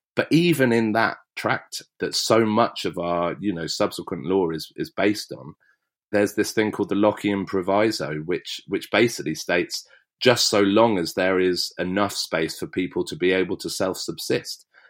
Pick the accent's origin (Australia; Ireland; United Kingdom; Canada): United Kingdom; West Berkshire, South East England; I grew up in West Berkshire and it's beautiful.